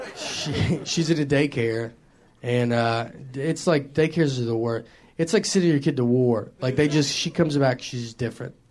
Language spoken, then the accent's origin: English; the South, United States; accent: southern; also born or lived in New York; I grew up in the South my entire life